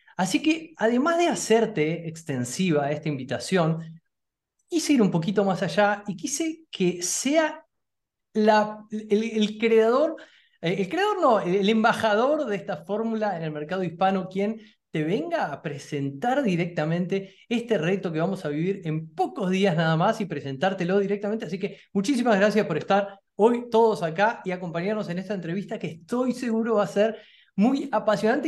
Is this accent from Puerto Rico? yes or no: no; Argentina; yo soy argentino